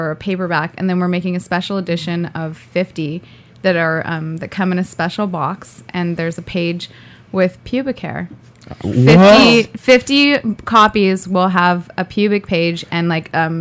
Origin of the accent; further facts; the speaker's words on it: Thousand Oaks, California, United States; Thousand Oaks